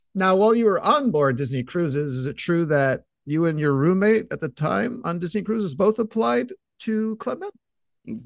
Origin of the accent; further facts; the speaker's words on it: Canada; I'm, I'm Canadian